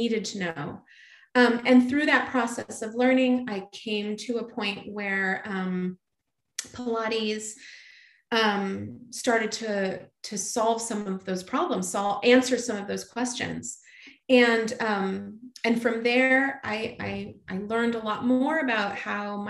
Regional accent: California, United States; I grew up in California

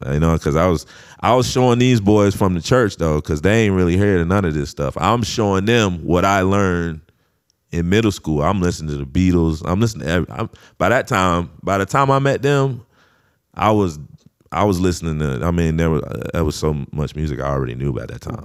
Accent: St. Augustine, Florida, United States; I wasn't in Saint Augustine, but that's my hometown

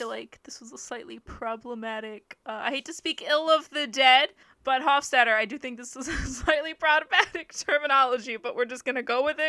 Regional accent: the South, United States; moved away as an adult; now in Japan; growing up in the South, we're told a lot to respect our elders

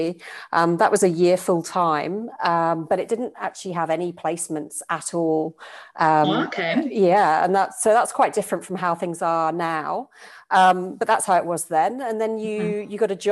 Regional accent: United Kingdom; moved away as an adult; now in Australia; you probably pick up from my accent. I'm from the UK originally

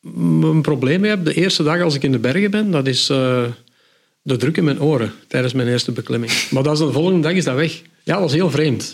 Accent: the Kempen, Flanders, Belgium; Bij ons in de Kempen

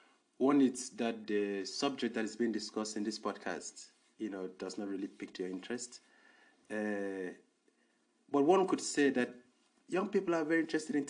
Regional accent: Nigeria; moved away as an adult; now in South Africa; I'm a Nigerian living in South Africa.

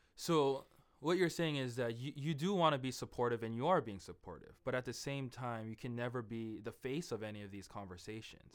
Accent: Hawaii, United States; now in Seattle, United States; the Hawaiian culture, being from Hawaii

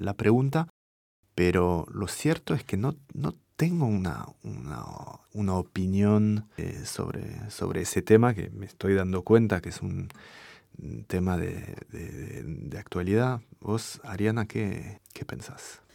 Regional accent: France; first language French; Spanish is a second language; moved away as an adult; also born or lived in Buenos Aires / Paris

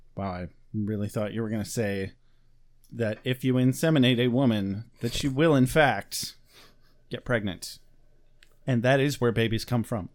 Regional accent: United States; we're Americans

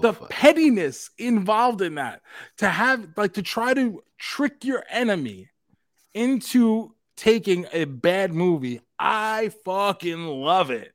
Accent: New York, United States; growing up in New York, growing up in the city

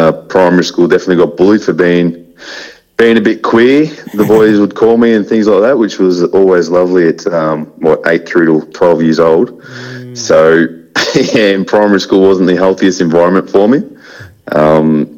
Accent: Aberfeldie, Victoria, Australia; I grew up in Aberfeldy.

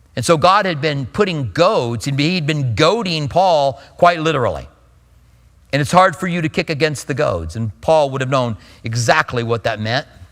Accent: Albuquerque, New Mexico, United States; I grew up in Albuquerque

